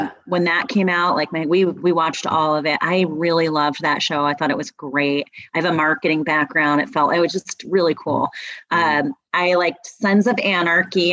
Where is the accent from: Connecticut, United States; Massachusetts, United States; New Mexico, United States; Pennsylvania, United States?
Pennsylvania, United States; Philadelphia; moved away; I'm from Philadelphia